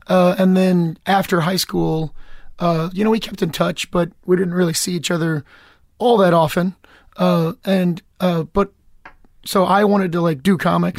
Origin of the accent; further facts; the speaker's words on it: Lexington, Kentucky, United States; moved away as an adult; also born or lived in Georgia; now in Los Angeles, United States; I'm from, I'm from Lexington